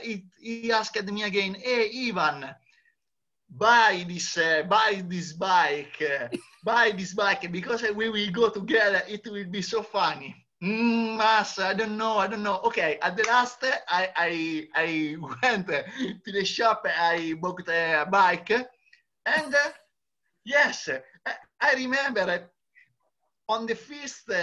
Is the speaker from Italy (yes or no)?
yes; Italy; I am Italian